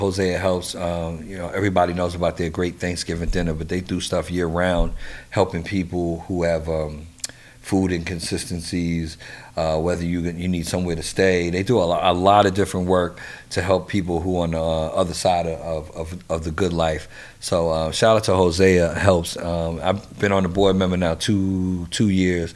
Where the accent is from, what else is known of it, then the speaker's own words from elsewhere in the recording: New York, United States; also born or lived in Washington, D.C.; I'm from New York